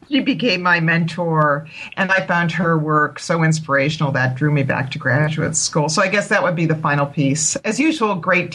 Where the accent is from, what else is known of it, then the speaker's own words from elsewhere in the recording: Massachusetts, United States; moved away as an adult; now in Madison, United States; right now I'm a professor at the University of Wisconsin, Madison, but I grew up in Massachusetts on the East Coast.